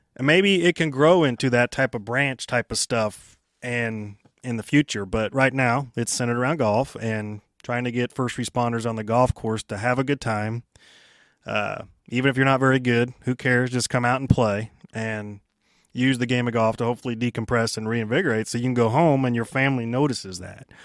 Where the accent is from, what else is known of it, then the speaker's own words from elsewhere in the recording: Kansas City, Kansas, United States; I grew up there